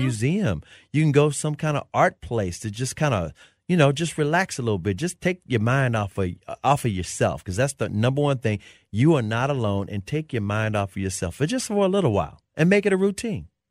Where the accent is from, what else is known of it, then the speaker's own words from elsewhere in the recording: Memphis, Tennessee, United States; now in Dallas, United States; I grew up in Memphis